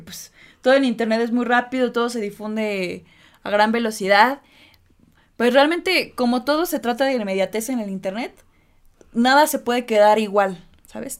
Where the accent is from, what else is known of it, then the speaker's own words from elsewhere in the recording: Mexico; así somos los mexicanos